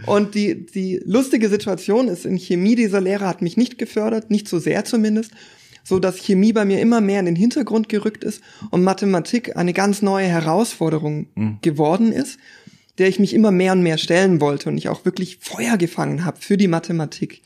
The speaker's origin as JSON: {"language": "German", "town": "Stuttgart", "region": "Baden-Württemberg", "country": "Germany", "moved": "as an adult", "lives_now": "Konstanz, Germany", "said": "ich komme ursprünglich aus der Gegend um Stuttgart"}